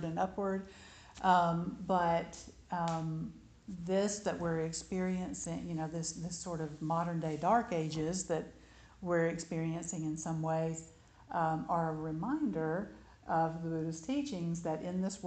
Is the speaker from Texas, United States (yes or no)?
no; Alabama, United States; growing up in Alabama